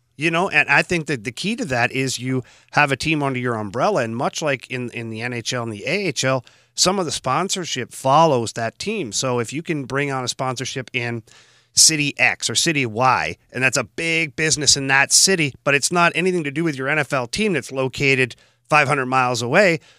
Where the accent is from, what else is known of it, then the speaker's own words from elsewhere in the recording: Canada; moved away; being a Canadian